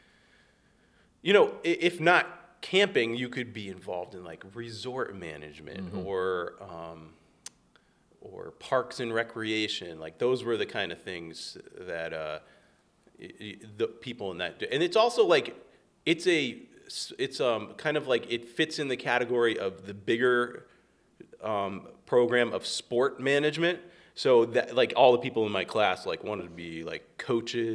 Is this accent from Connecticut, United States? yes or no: yes; West Hartford, Connecticut, United States; I grew up here in West Hartford.